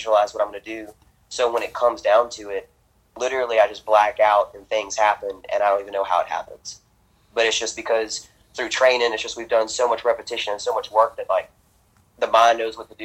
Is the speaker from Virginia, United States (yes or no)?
no; Louisiana, United States; I'm from Louisiana. There's a lot of swamp lands around here.